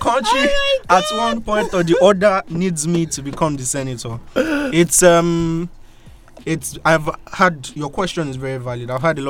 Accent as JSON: {"language": "English", "country": "Nigeria", "tie": "born there", "said": "Yeah, actually, I was born in Nigeria."}